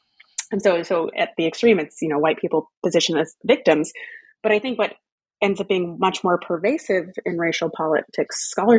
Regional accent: Texas, United States; also born or lived in Louisiana / New England / United Kingdom; In my case, that's family roots in Louisiana, growing up in Texas, going to college in New England, and going to the UK for grad school.

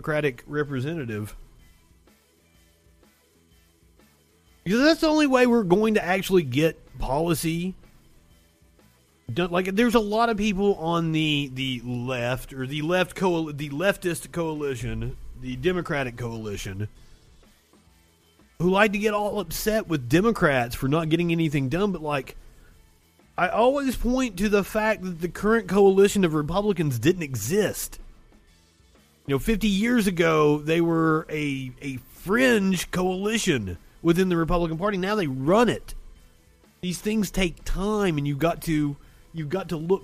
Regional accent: United States; I'm American

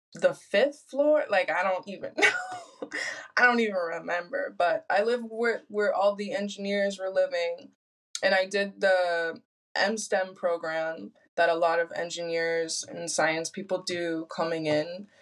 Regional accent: Michigan, United States; moved away as an adult; also born or lived in Sweden; now in Spain; growing up in Michigan

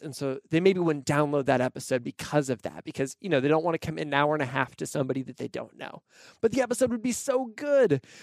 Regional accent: Pacific Northwest, United States; also born or lived in Nashville, Tennessee; now in Portland, United States; I grew up in the Pacific Northwest

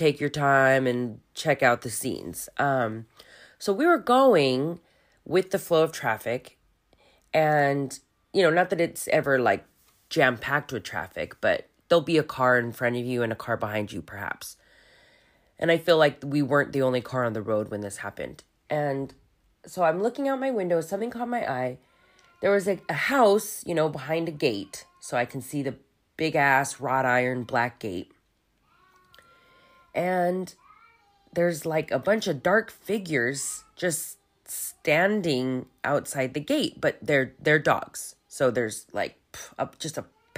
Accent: Hacienda Heights, California, United States; now in Germany; Most of my childhood I spent in Hacienda Heights, which is a little suburb east

